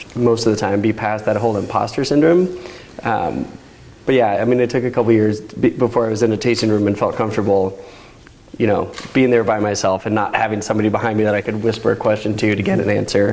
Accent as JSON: {"language": "English", "town": "Chicago", "region": "Illinois", "country": "United States", "tie": "born or raised there", "moved": "yes", "lives_now": "Oregon, United States", "said": "I grew up in Chicago."}